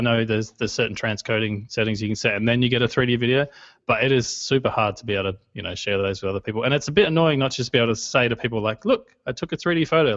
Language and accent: English; Australia; I'm Australian